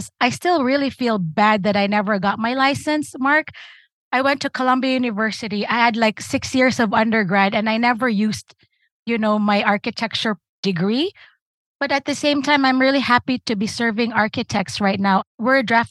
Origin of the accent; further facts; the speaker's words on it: Philippines; moved away as an adult; also born or lived in Newark, New Jersey; now in United States; I'm from the Philippines. We graduate high school at 16.